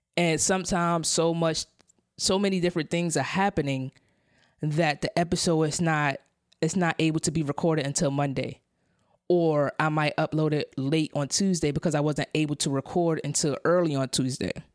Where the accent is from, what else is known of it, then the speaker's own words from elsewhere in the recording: New York City, New York, United States; moved away as an adult; now in San Diego, United States; I come from Brownsville, Brooklyn, in New York City, New York City Housing Authority. I grew up, that's, that's where I grew up.